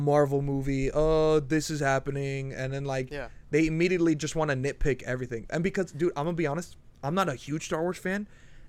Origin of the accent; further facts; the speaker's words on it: Florida, United States; I'm from Florida.